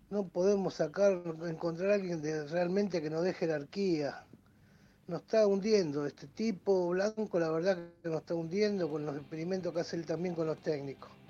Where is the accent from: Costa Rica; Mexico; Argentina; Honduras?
Argentina; Mendoza; de Mendoza.